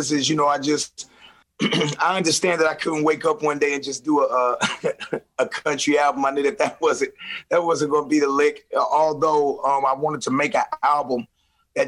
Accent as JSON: {"language": "English", "town": "St. Louis", "region": "Missouri", "country": "United States", "said": "I'm from St. Louis"}